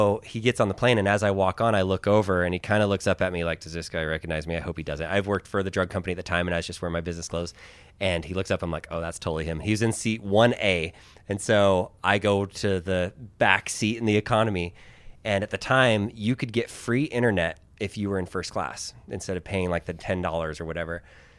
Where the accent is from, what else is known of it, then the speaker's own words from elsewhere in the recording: Manila, Metro Manila, Philippines; born there; I was born in the Philippines. I was born in Manila. I don't look Filipino because I'm not, like, by blood.